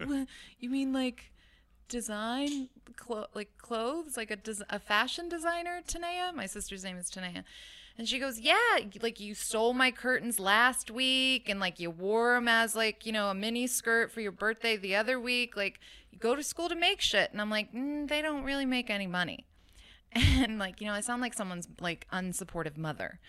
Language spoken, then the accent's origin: English; Oakland, California, United States; also born or lived in Hayward, California; born in Hayward, raised in Oakland